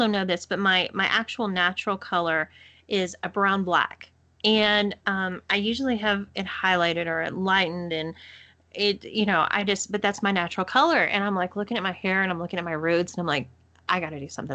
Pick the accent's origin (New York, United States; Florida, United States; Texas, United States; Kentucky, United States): Texas, United States; accent: Texas; my Texas accent